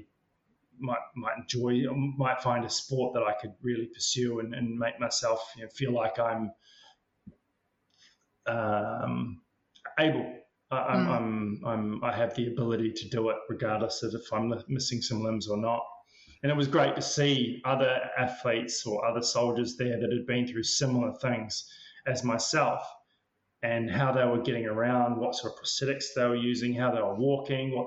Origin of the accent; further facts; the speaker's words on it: Queenstown, Otago, New Zealand; I grew up in Queenstown in New Zealand